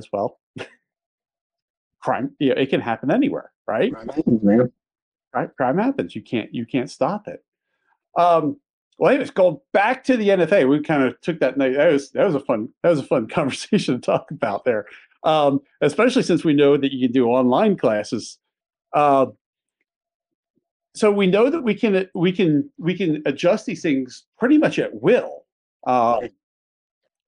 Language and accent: English; outside of Philadelphia, Pennsylvania, United States; moved away; also born or lived in Maryland / Delaware; I grew up outside of Philly, lived in Maryland and Delaware